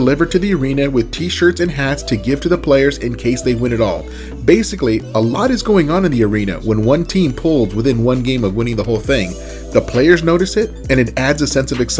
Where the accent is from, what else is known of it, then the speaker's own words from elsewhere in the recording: Southern California, United States; I grew up in Southern California